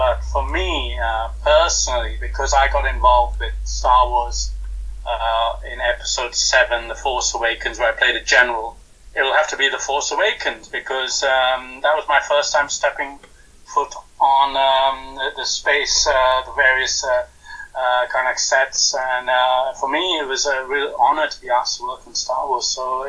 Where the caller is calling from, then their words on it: London, United Kingdom; I'm calling from London in the UK.